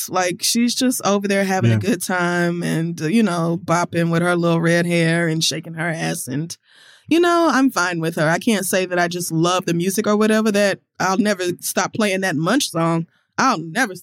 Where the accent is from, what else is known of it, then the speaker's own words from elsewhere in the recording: New York, United States; We're from New York.